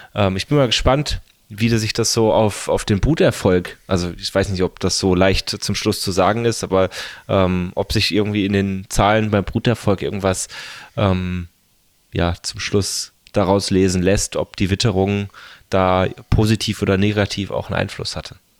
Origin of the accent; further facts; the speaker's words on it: home district near Freiburg, Baden-Württemberg, Germany; also born or lived in Lake Constance / Tübingen; hier in meinem Heimat, ähm, Landkreis und Freiburg